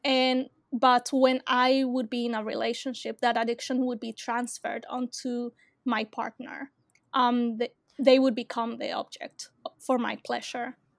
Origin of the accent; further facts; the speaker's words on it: Australia; I am from Australia